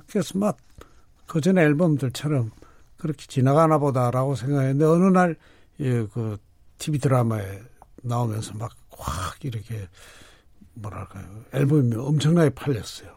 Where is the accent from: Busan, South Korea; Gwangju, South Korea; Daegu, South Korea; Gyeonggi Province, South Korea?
Busan, South Korea; 원래는 부산에서 조금 떨어진 곳인데 예. 지금은 부산시에 포함이 된 어, 그냥 쉽게 하면 기장이라고